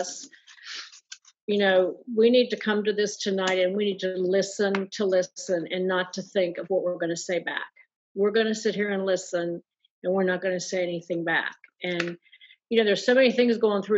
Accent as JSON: {"language": "English", "region": "Western Maryland", "country": "United States", "tie": "born or raised there", "moved": "yes", "lives_now": "Virginia, United States", "said": "grew up in Western Maryland"}